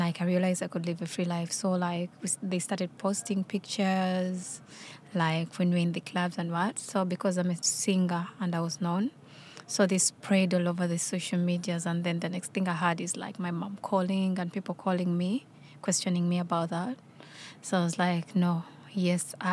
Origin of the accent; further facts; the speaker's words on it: Uganda; moved away as an adult; now in United Kingdom; I'm from Uganda